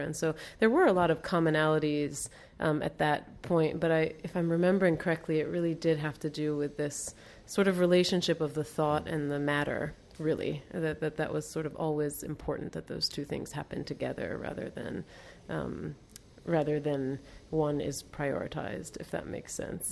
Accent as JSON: {"language": "English", "town": "Baltimore", "region": "Maryland", "country": "United States", "tie": "born or raised there", "also_born_or_lived": "Lebanon / New Hampshire / Rome / London", "moved": "as an adult", "lives_now": "Beirut, Lebanon", "said": "I grew up in Baltimore"}